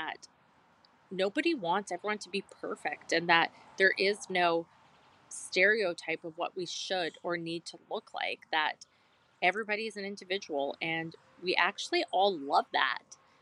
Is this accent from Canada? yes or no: yes; Canada; we're Canadian.